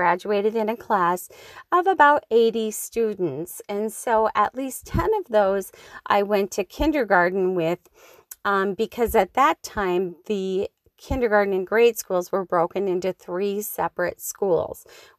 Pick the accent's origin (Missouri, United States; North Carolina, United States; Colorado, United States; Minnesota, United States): Minnesota, United States; Schroeder; up on the beautiful north shore of Lake Superior in the little town of Schroeder, which is where I grew up living on the Kramer Road.